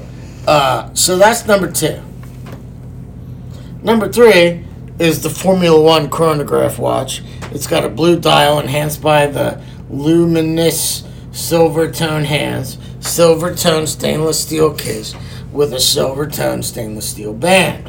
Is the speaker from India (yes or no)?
no; Canada